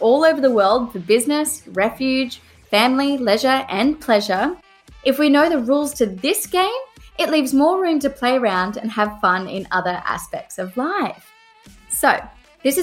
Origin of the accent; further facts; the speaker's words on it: Australia; now in United Kingdom; I'm an Australian lawyer living in the UK